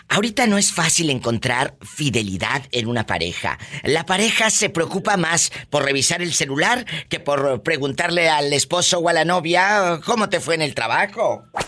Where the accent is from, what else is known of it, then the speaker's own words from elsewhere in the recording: Mexico; Así decimos en nuestro país, en México